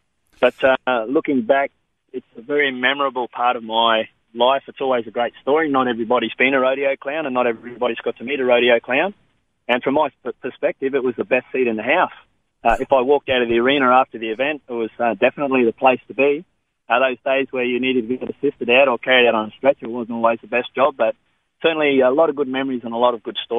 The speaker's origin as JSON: {"language": "English", "town": "Normanton", "region": "Queensland", "country": "Australia", "tie": "born or raised there", "also_born_or_lived": "Victoria", "said": "I was born in Victoria, and then by the time I was 8 or 9 years old, Mum and Dad had taken us all around Australia, and they decided to get out of the suburbs, and they moved us to the little town of Normanton"}